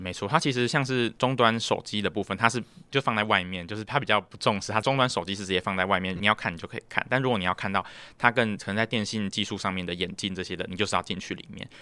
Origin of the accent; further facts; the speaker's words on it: Taiwan; 台湾来的